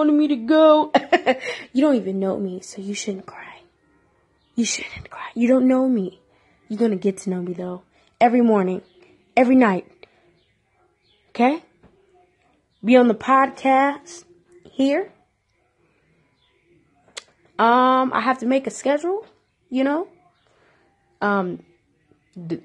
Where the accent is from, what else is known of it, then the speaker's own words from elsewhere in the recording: Detroit, Michigan, United States; I'm from Detroit